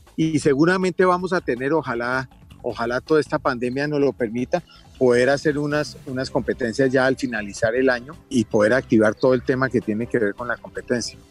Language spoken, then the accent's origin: Spanish; Bogotá, Bogotá Capital District, Colombia; He sido socio toda la vida, nací en el Club los Lagartos